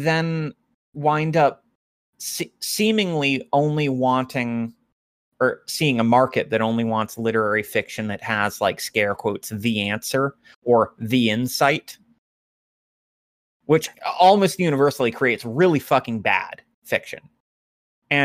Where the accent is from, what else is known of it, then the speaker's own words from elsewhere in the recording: Appalachia, United States; as an Appalachian myself.